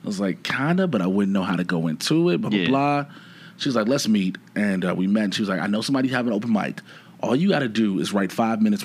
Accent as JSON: {"language": "English", "town": "Chicago", "region": "Illinois", "country": "United States", "tie": "born or raised there", "moved": "as an adult", "lives_now": "Los Angeles, United States", "said": "Born and raised in Chicago, south side of Chicago"}